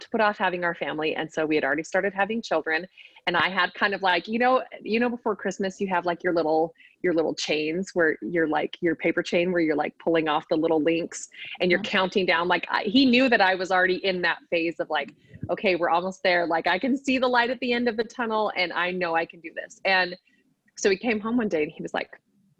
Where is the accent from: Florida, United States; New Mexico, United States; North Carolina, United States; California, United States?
California, United States; moved away as an adult; also born or lived in Utah; I'm from California and that's where we met and lived when we first dated